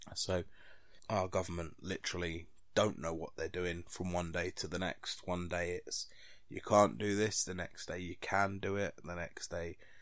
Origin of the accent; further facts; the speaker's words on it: London, United Kingdom; moved away as an adult; now in Grimsby, United Kingdom; I'm from London